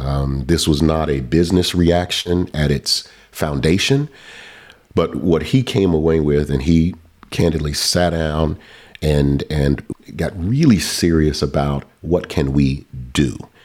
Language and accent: English; Southern United States, United States; You know, I'm a kid from the South.